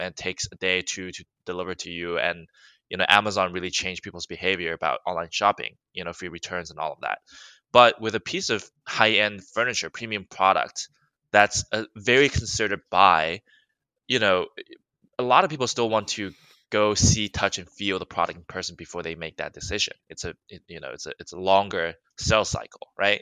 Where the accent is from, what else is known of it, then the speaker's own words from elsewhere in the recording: Alabama, United States; moved away as an adult; now in Los Angeles, United States; I grew up in Alabama, went to school in Alabama